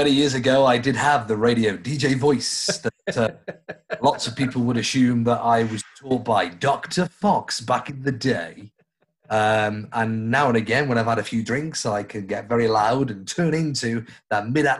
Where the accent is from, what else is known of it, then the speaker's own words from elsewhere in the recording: Stoke-on-Trent, West Midlands, United Kingdom; Home to me is Stoke.